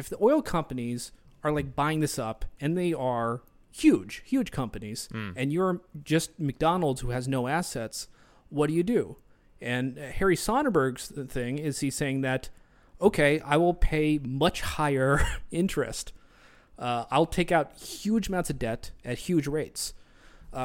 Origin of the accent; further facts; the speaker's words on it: Australia; accent: Australian; That's just my Australian accent.